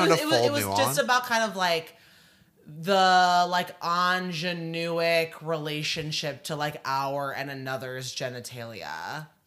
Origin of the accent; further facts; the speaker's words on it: suburbs of Chicago, Illinois, United States; also born or lived in Seattle, United States; now in New York, United States; I'm from the suburbs of Chicago, but I moved from Seattle.